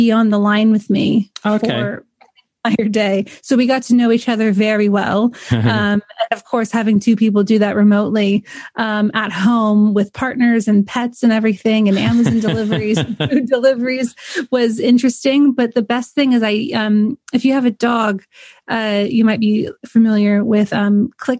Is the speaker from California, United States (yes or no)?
yes; California, United States; moved away as an adult; now in United Kingdom; I'm from California originally